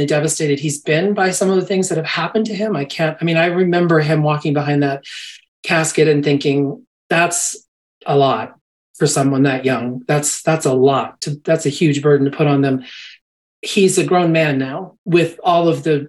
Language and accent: English; United States; as an American